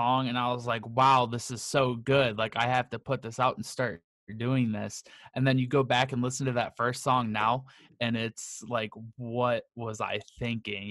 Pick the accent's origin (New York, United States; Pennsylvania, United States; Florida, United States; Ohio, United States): Ohio, United States; Akron; I am from Akron, Ohio.